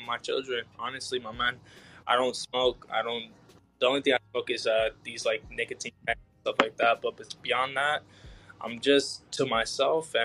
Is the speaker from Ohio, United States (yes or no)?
no; Las Vegas, Nevada, United States; I am originally from Las Vegas. I'm born and raised here